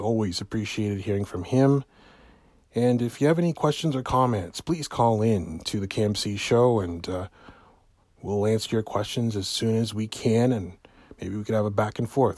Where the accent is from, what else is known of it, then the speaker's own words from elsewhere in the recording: Hamilton, Ontario, Canada; here in my hometown of Hamilton, Ontario.